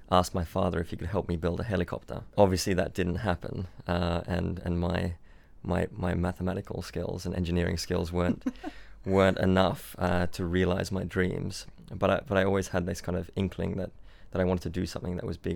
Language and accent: English; Byron Bay, New South Wales, Australia; born or raised there; also born or lived in Switzerland